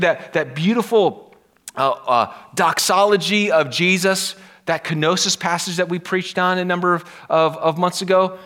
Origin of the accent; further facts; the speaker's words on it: Pennsylvania, United States; I'm from Pennsylvania